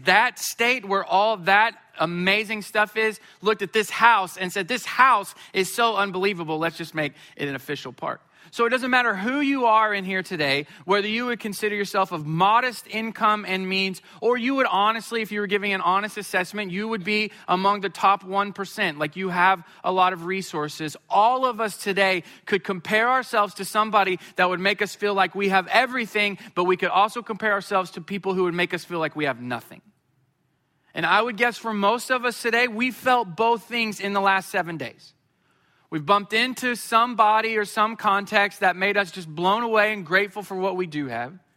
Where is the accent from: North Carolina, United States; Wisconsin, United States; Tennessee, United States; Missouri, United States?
Missouri, United States; Springfield; I grew up in Springfield, Missouri.